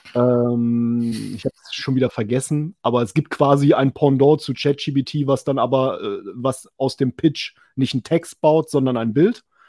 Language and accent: German; West Germany, Germany; weil ich jetzt so als Wessi bin